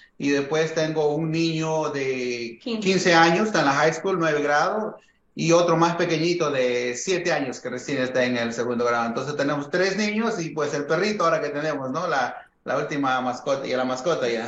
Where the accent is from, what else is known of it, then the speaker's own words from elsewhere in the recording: Huancayo, Junín, Peru; moved away as an adult; ambos, mi esposa y yo, somos de Perú, eh, de una ciudad que se llama Huancayo, que es en el centro del Perú. Ambos hemos crecido ahí desde jóvenes